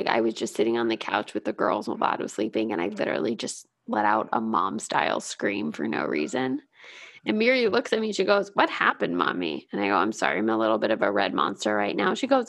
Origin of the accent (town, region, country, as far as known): Canada; born or raised there